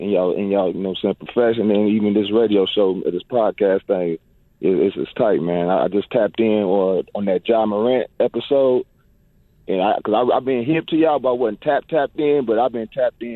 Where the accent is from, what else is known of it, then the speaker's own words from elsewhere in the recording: Indianapolis, Indiana, United States; also born or lived in Los Angeles; now in Lawndale, United States; I'm from Indianapolis, but I'm in Lawndale technically